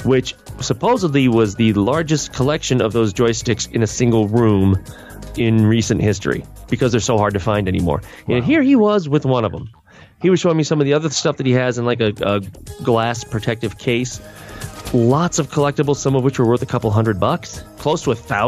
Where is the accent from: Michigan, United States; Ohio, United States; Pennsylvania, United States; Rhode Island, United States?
Pennsylvania, United States; I am from Pennsylvania